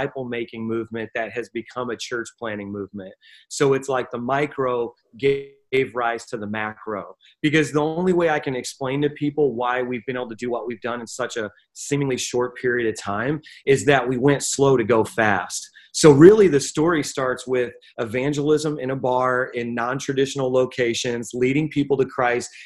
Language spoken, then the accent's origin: English; Northwest Indiana, United States; moved away as an adult; also born or lived in Queens, New York; now in New York City, United States; I'm originally from Indiana, and I moved from Northwest Indiana